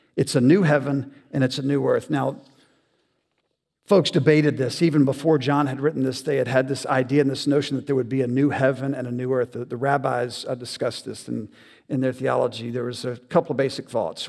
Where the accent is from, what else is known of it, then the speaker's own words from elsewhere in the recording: the South, United States; I grew up in the South. I'm a typical Southern boy